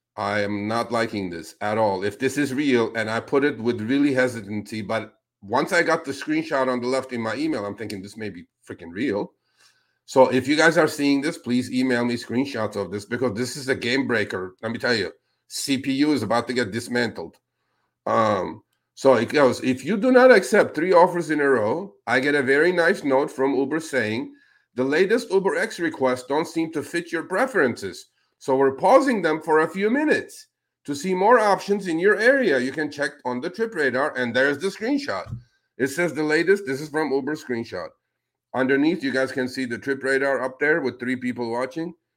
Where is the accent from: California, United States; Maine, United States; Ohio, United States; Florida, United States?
California, United States; I'm from California